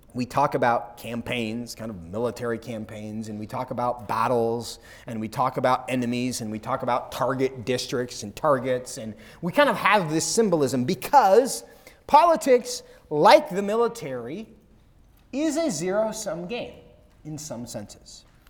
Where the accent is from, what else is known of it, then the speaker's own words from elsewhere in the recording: Seattle, Washington, United States; now in Texas, United States; I'm from Seattle.